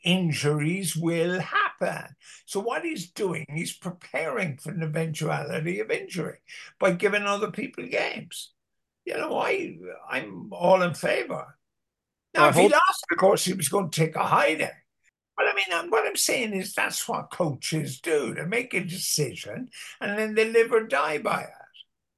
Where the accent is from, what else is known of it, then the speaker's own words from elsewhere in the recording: Cork, Munster, Ireland; accent: Cork accent; now in Dublin, Ireland; But when I came from Cork to Dublin, none of the girls would dance with me because of my Cork accent. So I promptly changed my Cork accent to a melodious Dublin accent.